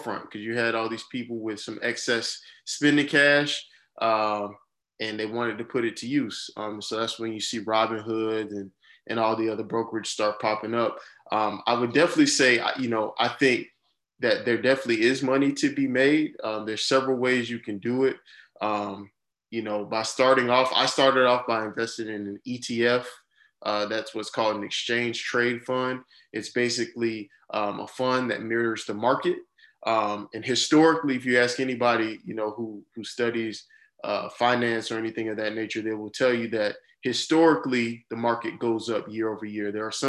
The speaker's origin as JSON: {"language": "English", "town": "Jacksonville", "region": "Florida", "country": "United States", "tie": "born or raised there", "also_born_or_lived": "Miami, Florida", "lives_now": "Orlando, United States", "said": "Born and raised in Jacksonville, Florida."}